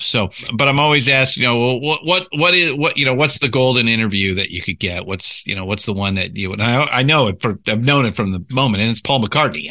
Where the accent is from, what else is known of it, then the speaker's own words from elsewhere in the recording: Southern California, United States; I was born and raised in Southern California